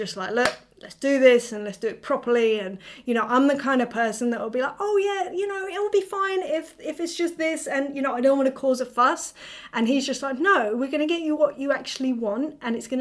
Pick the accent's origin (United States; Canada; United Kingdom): United Kingdom; England; I'm being so English right now